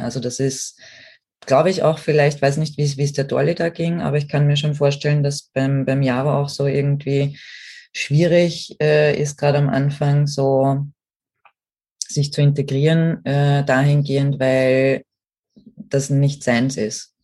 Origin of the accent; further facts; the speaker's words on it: Austria; bei uns in Österreich